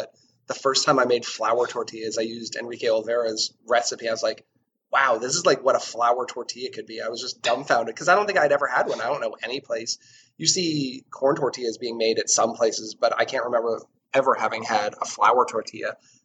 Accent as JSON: {"language": "English", "region": "New England", "country": "United States", "tie": "born or raised there", "said": "I grew up in New England"}